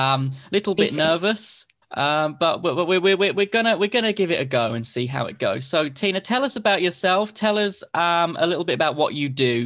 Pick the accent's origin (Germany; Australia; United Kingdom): United Kingdom; Hertford, East of England; I was born in Hertford. I went to school here.